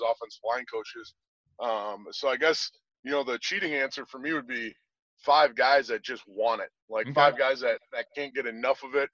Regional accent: Wisconsin, United States; I'm from Wisconsin.

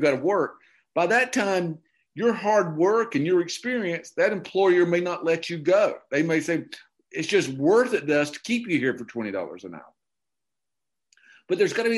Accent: Okefenokee Swamp, Georgia, United States; moved away; I grew up in the Okefenokee Swamp, and I grew up in redneck heaven

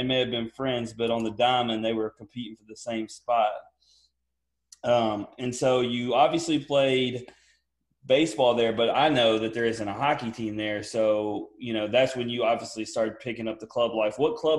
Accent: Memphis, Tennessee, United States; we're from the Memphis area and we played Germantown in football and Daniel played them in baseball.

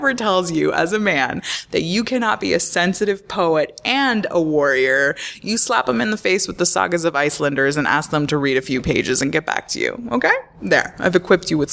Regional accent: Florida, United States; I grew up in Florida

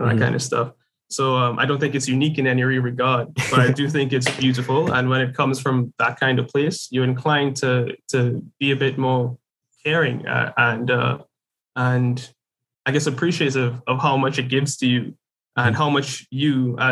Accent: Trinidad & Tobago; growing up in Trinidad is you're pretty much surrounded by the color green.

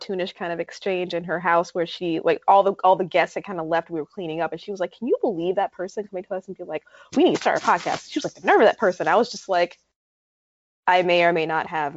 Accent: New York, United States; moved away as an adult; now in North Carolina, United States; I'm formerly a New Yorker

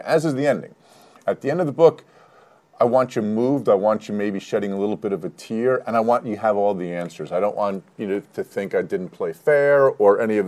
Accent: Livingston, New Jersey, United States; I grew up in Livingston, New Jersey

